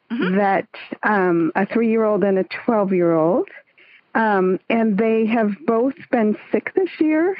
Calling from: San Francisco Bay Area, East Bay, California, United States

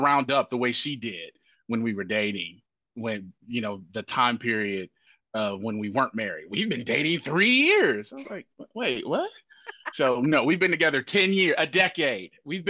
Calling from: Nashville, Tennessee, United States; I am dialing in from Nashville, Tennessee, in the southeast portion of the United States.

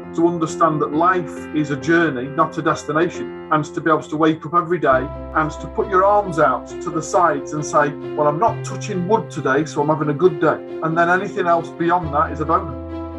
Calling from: Warrington, North West England, United Kingdom; I'm calling from Warrington in Cheshire.

